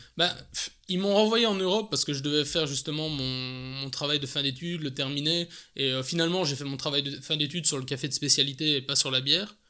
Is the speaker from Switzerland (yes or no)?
no; Belgium; accent: Belgian; also born or lived in England; l'accent, je suis belge